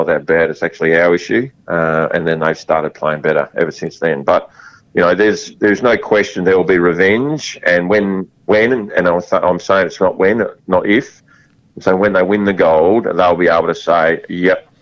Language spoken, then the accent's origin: English; Western Australia, Australia; I love being Australian, and I love being West Australian.